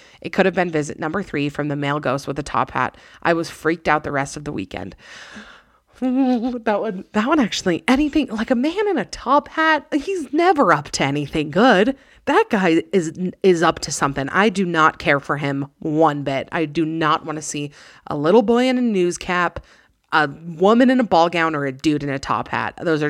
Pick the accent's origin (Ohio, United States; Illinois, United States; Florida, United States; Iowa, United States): Illinois, United States; I was home from college for Thanksgiving break back in my hometown in Illinois.